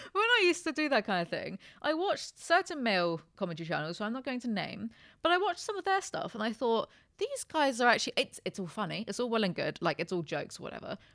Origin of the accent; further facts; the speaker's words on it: United Kingdom; I'm just British